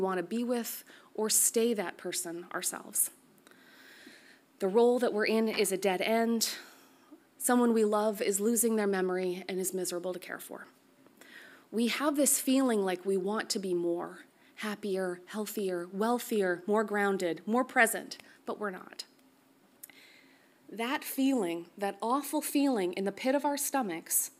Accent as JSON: {"language": "English", "country": "Canada", "said": "as a Canadian"}